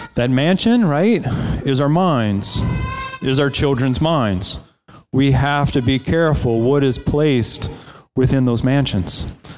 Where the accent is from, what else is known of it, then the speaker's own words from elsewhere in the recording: South Louisiana, United States; moved away; I grew up in South Louisiana, on the coast of South Louisiana, right south of New Orleans.